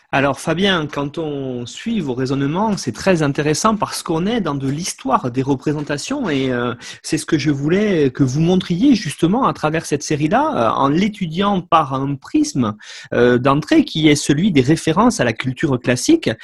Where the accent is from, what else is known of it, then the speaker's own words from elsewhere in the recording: France; chez nous en France